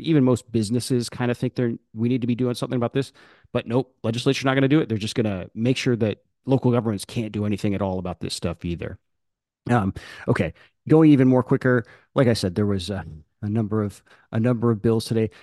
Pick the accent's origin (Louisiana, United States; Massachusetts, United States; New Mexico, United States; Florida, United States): Florida, United States; Orlando; I'm from Orlando.